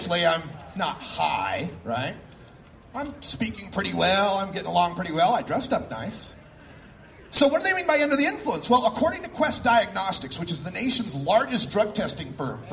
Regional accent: Nampa, Idaho, United States; moved away; I grew up here in Idaho. I'm Nampa High School, class of 85.

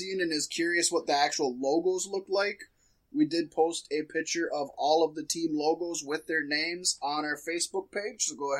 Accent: Washington, District of Columbia, United States; born or raised there

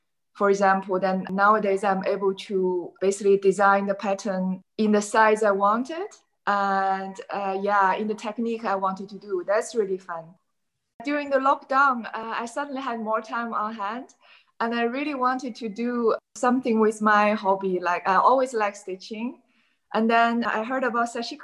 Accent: China; moved away as an adult; now in Amsterdam, Netherlands; I live in Amsterdam for many years. Originally, I came from China and I came to Amsterdam

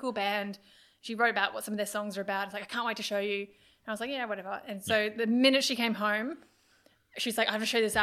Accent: Australia; I'm that Australian fan

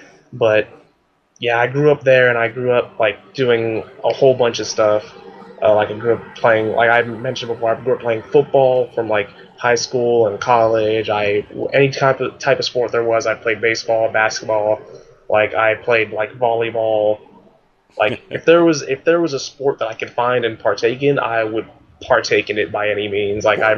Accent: Palmdale, California, United States; So I grew up in a place called Palmdale, California, which is like an hour away from LA.

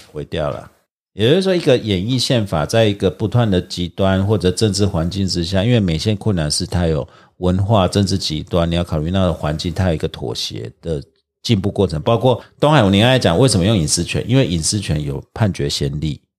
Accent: Taiwan; 我们台湾人

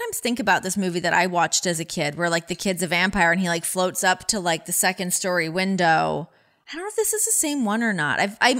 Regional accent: Canada; accent: Canadian; You know what? That's like my Canadian accent. It's gone now. I don't know how to conjure it back.

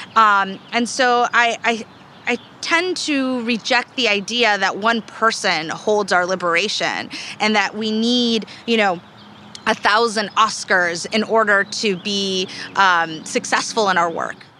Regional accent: Southern California, United States; also born or lived in Mexico; I grew up in the 90s uh, here in Southern California. Um, I immigrated from Mexico uh, when I was about four years old

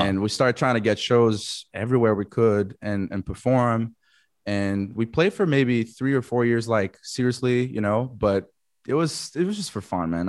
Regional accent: Florianópolis, Santa Catarina, Brazil; moved away as an adult; also born or lived in United States; I am from Florianopolis, Brazil. It's this small island, uh, South Brazil.

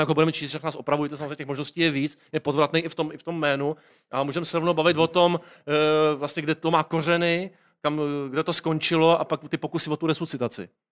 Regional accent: Prague, Czechia; born or raised there

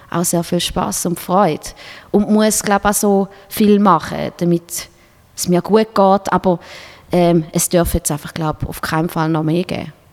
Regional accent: Switzerland; Als, als Schweizer Musiker willst du einfach dort mal spielen

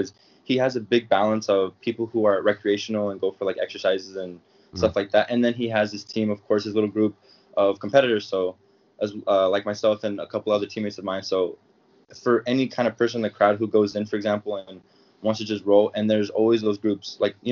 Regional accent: Sacramento, California, United States; born or raised there; now in Arizona, United States

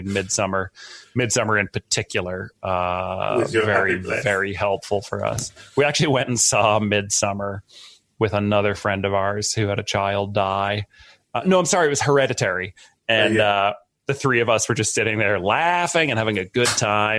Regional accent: a little town outside of Boston, Massachusetts, United States; I grew up in a little town outside of Boston, Massachusetts

